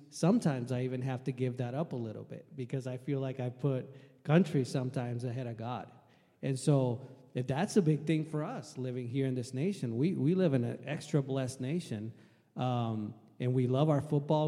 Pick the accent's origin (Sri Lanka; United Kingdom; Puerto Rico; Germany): Puerto Rico; moved away as an adult; also born or lived in Logan, Utah; now in Washington, United States; I was uh, born and raised in Puerto Rico. Um, lived there till I finished my high school in 1995